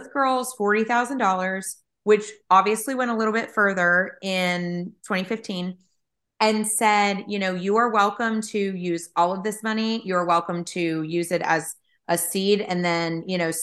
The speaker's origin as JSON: {"language": "English", "region": "Eastern North Carolina", "country": "United States", "tie": "born or raised there", "said": "I grew up in Eastern North Carolina"}